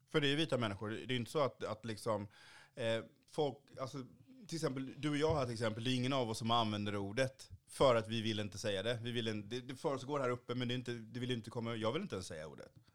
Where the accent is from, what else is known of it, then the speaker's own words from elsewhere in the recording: Kalmar County, Sweden; also born or lived in Haiti; now in Malmö, Sweden; jag liksom inte bor på norra Öland där jag växte upp